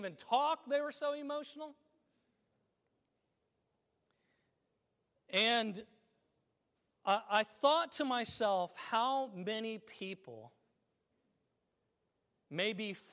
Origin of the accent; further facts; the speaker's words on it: Illinois, United States; my home state of Illinois